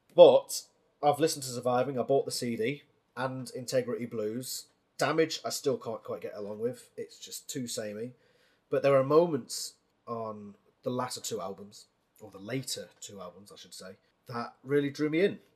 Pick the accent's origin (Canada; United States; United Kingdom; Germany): United Kingdom; as a British man